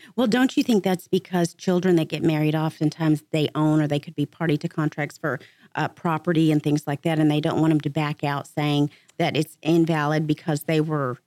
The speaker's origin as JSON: {"language": "English", "town": "Dallas", "region": "Texas", "country": "United States", "said": "I'm from Dallas, Texas"}